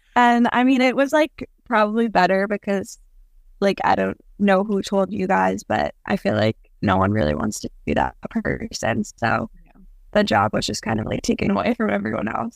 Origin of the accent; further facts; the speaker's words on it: Long Island, New York, United States; I'm from Long Island